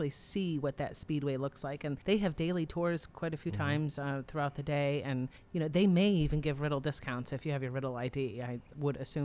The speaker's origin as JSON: {"language": "English", "town": "Daytona Beach", "region": "Florida", "country": "United States", "tie": "born or raised there", "said": "I've lived in this area for the last 35 years. So middle school, high school"}